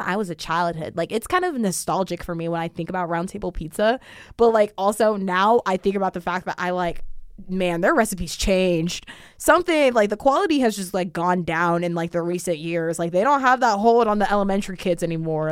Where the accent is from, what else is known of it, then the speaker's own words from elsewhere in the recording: Sacramento, California, United States; moved away as an adult; now in Las Vegas, United States; my hometown